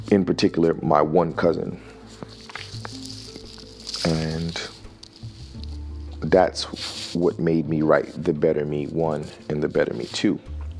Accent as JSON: {"language": "English", "town": "Newark", "region": "New Jersey", "country": "United States", "tie": "born or raised there", "also_born_or_lived": "Miami, Florida", "said": "I grew up in New Jersey, and I spent a lot of my time in Newark, New Jersey, in an urban environment."}